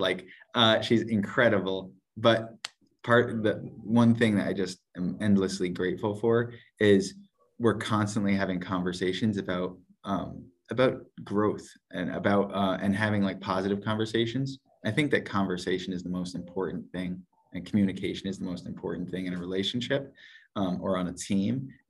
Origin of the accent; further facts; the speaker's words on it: Parksville, United States; So we were living in Fishka, which is like an hour and 15, hour and 20 minutes from where we grew up in Parksville.